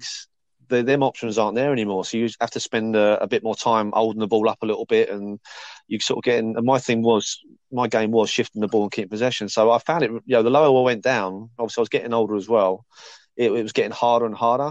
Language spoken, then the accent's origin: English; Chertsey, South East England, United Kingdom; Chertsey was sort of, obviously it's my hometown